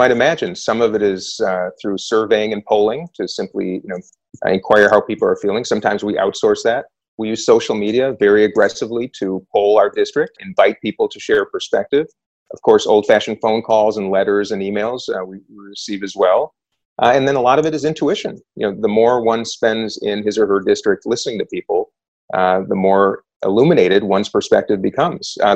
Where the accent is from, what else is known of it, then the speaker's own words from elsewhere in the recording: Minnesota, United States; I'm a Democrat from Minnesota.